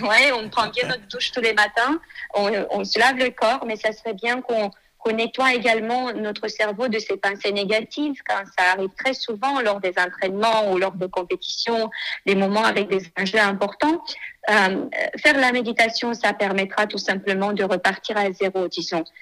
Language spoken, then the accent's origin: French; Moldova; moved away as an adult; now in France; je suis née en Moldavie